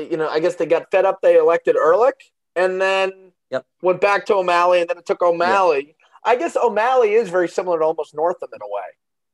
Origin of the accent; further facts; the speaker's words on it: New York, United States; also born or lived in New Jersey; now in Virginia, United States; I was born in New York. I've lived in New mm-hmm. Jersey before.